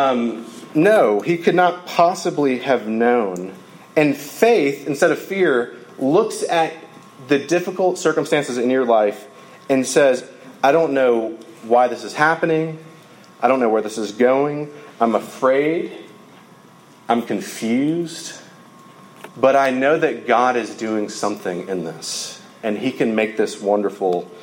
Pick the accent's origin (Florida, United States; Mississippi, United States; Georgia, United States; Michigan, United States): Georgia, United States; I'm from Georgia